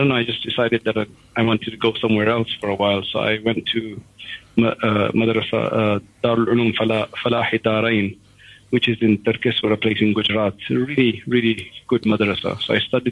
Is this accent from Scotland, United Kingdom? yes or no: no; London, United Kingdom; I was born in London, and I was, I guess, brought up, went to the normal schools